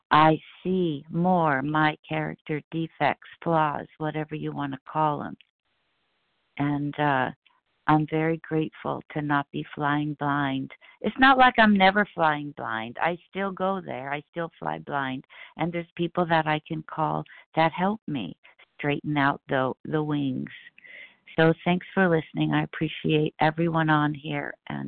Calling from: California, United States; … as in boy, in Southern California.

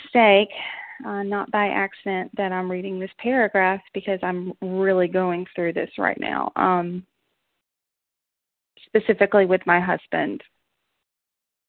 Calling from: Knoxville, Tennessee, United States; I'm calling from Knoxville, Tennessee

